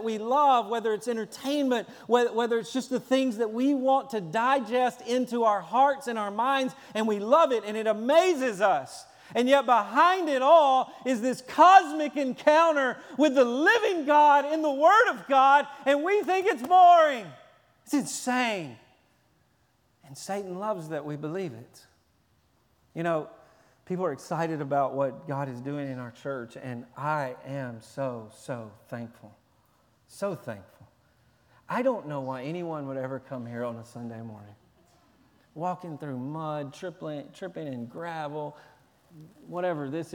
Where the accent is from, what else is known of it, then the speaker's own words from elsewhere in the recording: Tennessee, United States; I'm from Tennessee